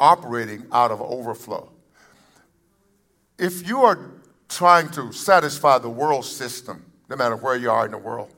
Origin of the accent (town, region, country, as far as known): United States